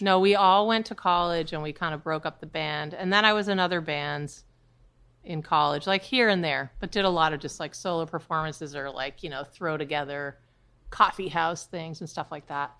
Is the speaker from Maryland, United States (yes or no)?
no; New Hampshire, United States; moved away as an adult; now in New York, United States; I was born and raised in New Hampshire.